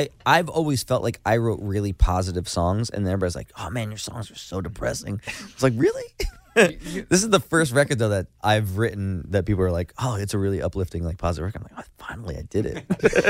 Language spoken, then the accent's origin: English; New Jersey, United States; we're from Jersey, right?